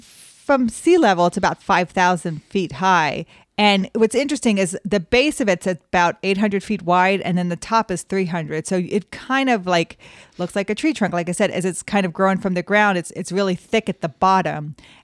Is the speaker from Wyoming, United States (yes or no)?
yes; Cheyenne, Wyoming, United States; moved away; when I grew up in Cheyenne